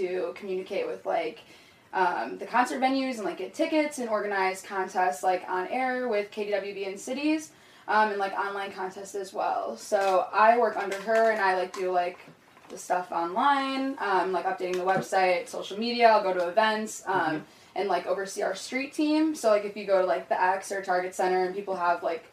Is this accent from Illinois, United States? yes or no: yes; Chicago suburbs, Illinois, United States; now in Minneapolis–Saint Paul, United States; I'm from Chicago, but I am from the suburbs, from a little farm town